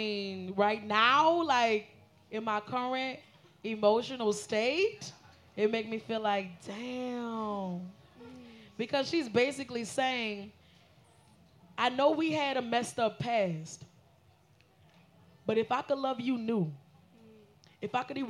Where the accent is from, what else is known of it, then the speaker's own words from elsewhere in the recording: New Orleans, Louisiana, United States; Because I'm from New Orleans.